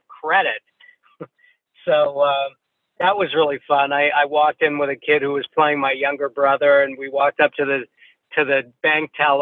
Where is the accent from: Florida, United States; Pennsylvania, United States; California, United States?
California, United States; Beverly Hills; I grew up in what was affectionately known as the slums of Beverly Hills